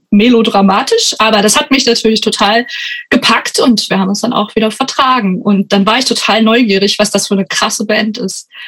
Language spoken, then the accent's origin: German; Germany; Also ich komme auch nicht direkt aus Frankenberg, sondern noch aus einem Dorf in der Umgebung.